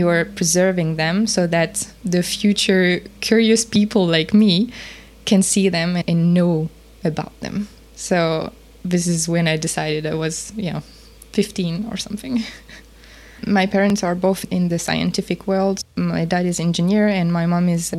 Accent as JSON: {"language": "English", "area": "near Paris", "region": "Île-de-France", "country": "France", "tie": "born or raised there", "said": "I was raised near Paris"}